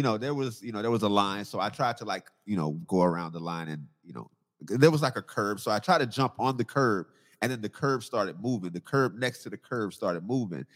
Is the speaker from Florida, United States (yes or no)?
yes; Southwest Florida, United States; I'm born and raised in Southwest Florida.